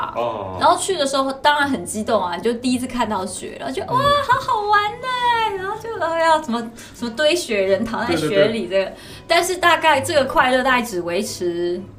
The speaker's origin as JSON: {"language": "Chinese", "region": "South China", "country": "China", "said": "我觉得很多人因为我是南方人嘛，所以大家最常，比如就每次下雪，大家就会说，哎呀，是不是没见过雪啊？"}